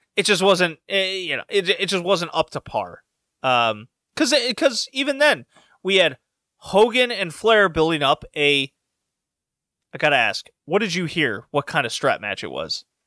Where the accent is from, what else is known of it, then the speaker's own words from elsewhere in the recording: Houston, Texas, United States; I grew up in Houston.